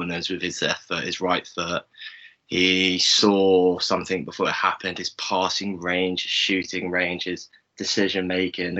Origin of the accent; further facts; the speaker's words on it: London, United Kingdom; also born or lived in Bristol; I was raised in North London about 25 minutes, half an hour walk away from Highbury.